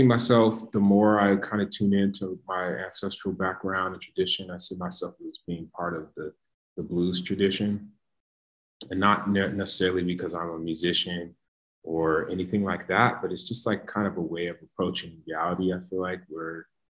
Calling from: Colorado, United States; I am speaking from Colorado, ancestral lands of the Ute, Arapaho, Cheyenne, the Apache, some folks say

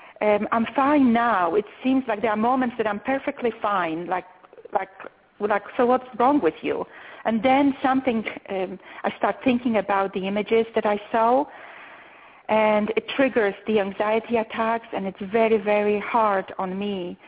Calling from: Austin, Texas, United States; I'm calling from Austin

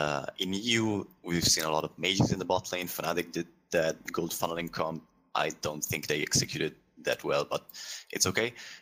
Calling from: Milan, Lombardy, Italy; I am not, but I'm calling from Milan, Italy.

